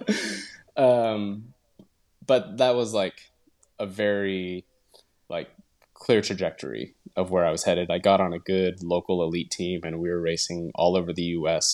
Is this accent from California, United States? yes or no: no; Utah, United States; moved away as an adult; also born or lived in Portland, Oregon; now in Tarragona, Spain; I grew up in Utah